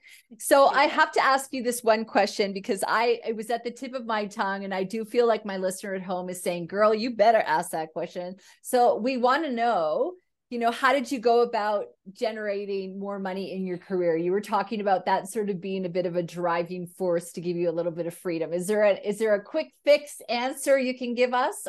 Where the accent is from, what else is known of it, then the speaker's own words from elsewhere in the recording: Canada; me being a Caucasian female Canadian, I never really felt that I had a huge cultural upbringing aside from being Canadian. You know, my parents were Canadian